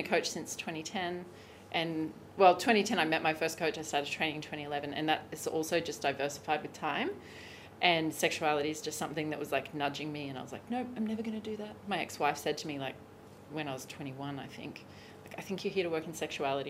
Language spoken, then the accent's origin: English; Australia; moved away as an adult; also born or lived in Bali / Hawaii / Los Angeles; I'm Australian. Traditionally, I left Australia in 2016